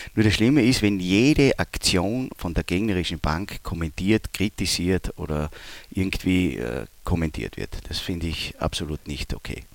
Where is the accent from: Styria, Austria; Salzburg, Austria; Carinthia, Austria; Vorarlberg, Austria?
Styria, Austria; Leoben; also born or lived in Graz; now in Düsseldorf, Germany; ich komme ja aus Leoben, das liegt ja nahe den Bergen